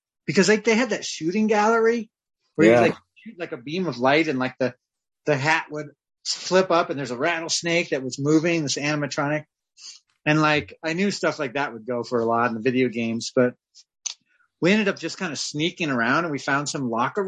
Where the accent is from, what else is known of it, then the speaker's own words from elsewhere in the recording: Denver, Colorado, United States; I grew up on Colorado Boulevard